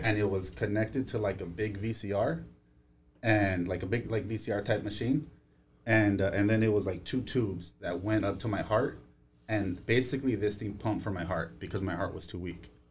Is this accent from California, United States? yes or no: yes; Los Angeles, California, United States; I grew up in Northeast. Uh, I grew up in Highland Park in Eagle